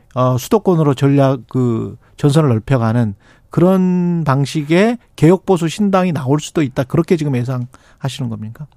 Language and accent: Korean; South Korea; 한국 사람이고